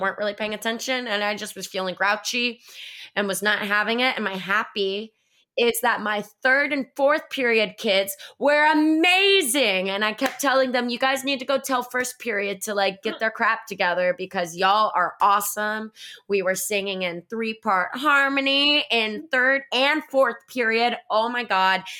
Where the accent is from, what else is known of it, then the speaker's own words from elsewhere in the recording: Florida, United States; I'm from Florida